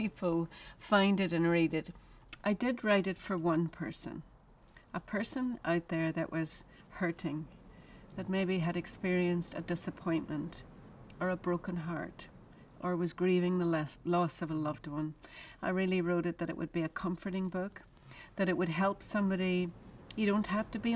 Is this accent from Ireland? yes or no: yes; Ireland; now in United States; I'm an Irish woman. I've lived in America for a long time.